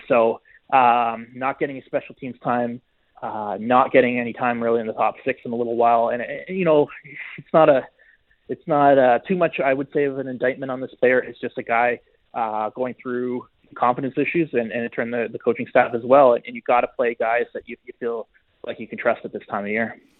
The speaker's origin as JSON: {"language": "English", "region": "Ontario", "country": "Canada", "tie": "born or raised there", "also_born_or_lived": "Western Canada", "moved": "as an adult", "lives_now": "Edmonton, Canada", "said": "I grew up in Ontario and this is only my fourth year, uh, here"}